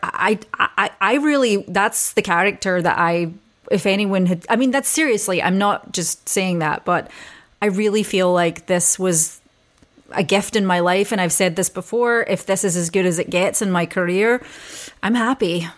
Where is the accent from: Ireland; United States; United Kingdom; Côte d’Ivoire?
United Kingdom; Scotland; being Scottish